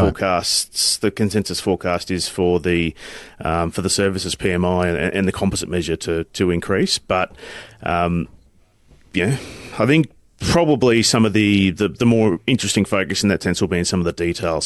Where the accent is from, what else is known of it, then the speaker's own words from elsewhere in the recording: North Queensland, Australia; I'm from North Queensland